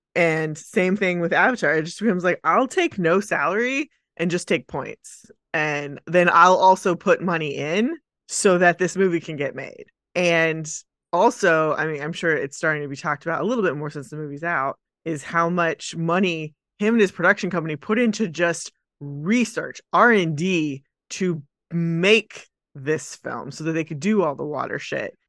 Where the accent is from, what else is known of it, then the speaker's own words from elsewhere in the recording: Dallas, Texas, United States; we're from Dallas.